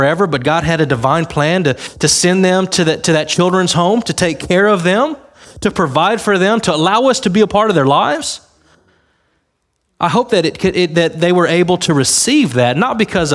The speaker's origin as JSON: {"language": "English", "town": "Harlingen", "region": "Texas", "country": "United States", "tie": "born or raised there", "said": "My grandma lives in Harlingen. I was born in Harlingen"}